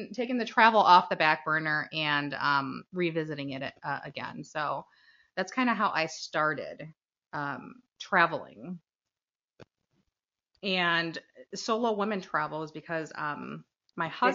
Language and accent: English; Chicago, Illinois, United States; now in Chicago suburbs, United States; I am originally from Chicago, moved to the burbs when I had kids, so Chicago suburbs.